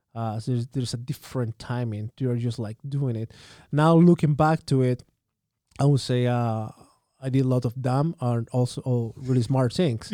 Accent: Santiago, Santiago Metropolitan Region, Chile; English is a second language; moved away as an adult; also born or lived in South Carolina / Japan; now in Saskatchewan, Canada; I'm born and raised in Santiago.

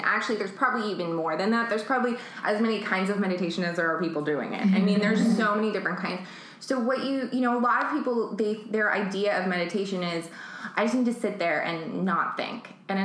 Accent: New York City, New York, United States; also born or lived in San Francisco; now in Los Angeles, United States; I was born in San Francisco, and I mostly grew up in Manhattan.

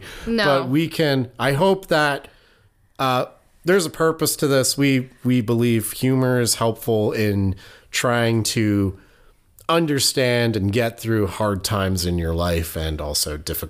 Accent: Oregon, United States; also born or lived in Connecticut; I'm not from Connecticut. I lived in Connecticut for quite a while. I'm not from there. If I'm from anywhere, I'm from Oregon.

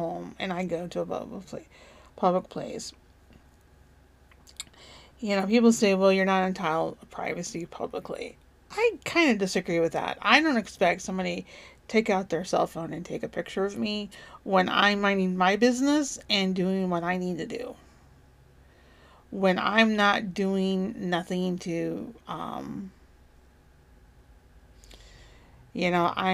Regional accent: United States; as an American

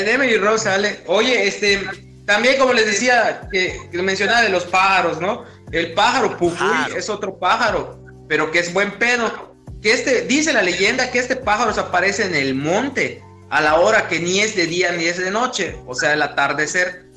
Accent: Yucatán, Mexico; te crea una identidad como yucateco

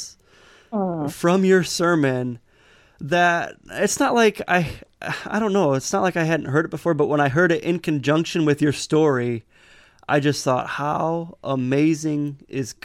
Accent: Michigan, United States; we're from Michigan

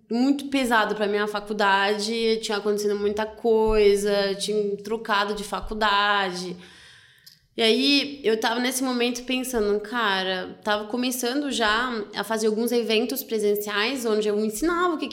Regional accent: France; Portuguese is a second language; now in Brazil; eu sou francesa

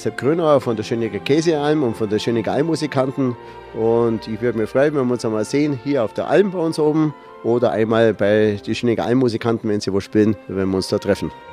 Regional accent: a village in the region near Rottenbuch, Bavaria, Germany; Man ist halt hier aufgewachsen im Dorf

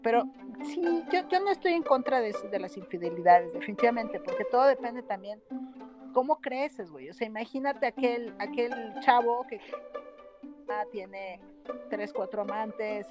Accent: Mexico; mi país

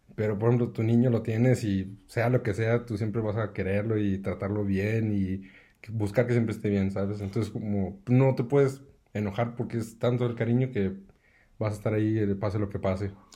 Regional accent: Aguascalientes, Mexico; yo soy eh, de aquí de Aguascalientes

